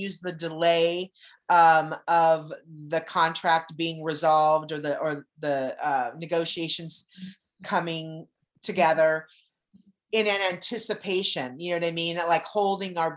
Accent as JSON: {"language": "English", "region": "California", "country": "United States", "tie": "born or raised there", "also_born_or_lived": "Arizona", "moved": "yes", "said": "I'm from California, and I've been going there since I was little"}